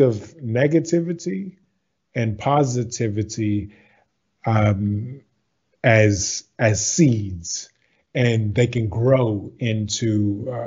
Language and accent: English; Baton Rouge, Louisiana, United States; I am from the States. So I'm from Baton Rouge, Louisiana.